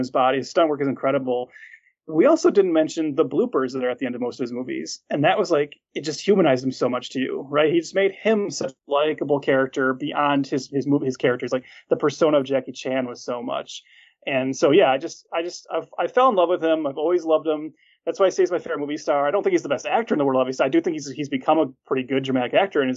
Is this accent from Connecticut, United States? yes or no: no; Detroit, Michigan, United States; I grew up in the Metro Detroit area, and we had a local station here